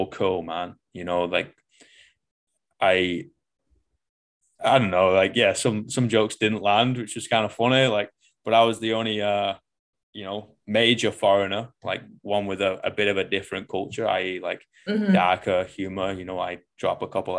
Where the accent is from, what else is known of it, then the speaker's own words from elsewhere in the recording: Manchester, North West England, United Kingdom; moved away as an adult; I came from the shit out of Manchester